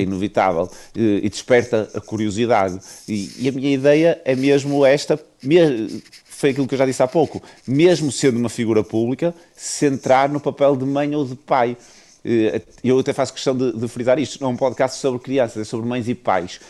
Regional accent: Viana do Castelo, Norte, Portugal; eu sou de Viana do Castelo

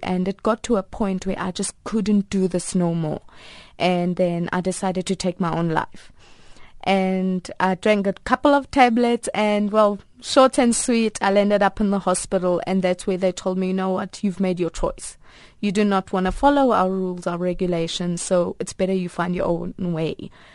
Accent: Pretoria, Gauteng, South Africa; also born or lived in Potchefstroom; I was actually adopted at 10 months, and I was adopted by a family in Pretoria

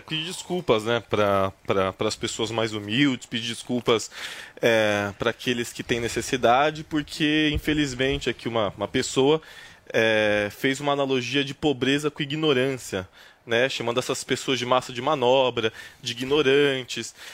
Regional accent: Brazil; sou da ZN

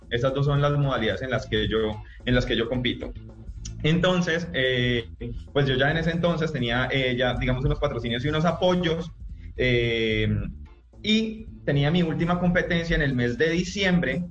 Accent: Tuluá, Valle del Cauca, Colombia; yo soy afiliado a la Liga del Valle porque pues eh, soy de Tuluá

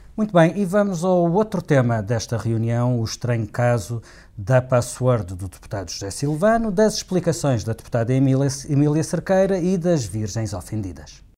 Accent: Madeira, Portugal; eu sou de lá. Eu conheço bem, eu, não sou, sou da Madeira, sou, do, do, do sou de um sítio que não é muito longe de Corral das Freiras

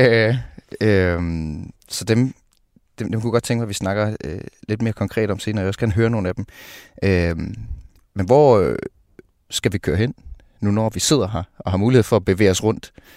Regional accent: Jutland, Denmark; moved away; also born or lived in Copenhagen; jeg er fra Jylland oprindeligt

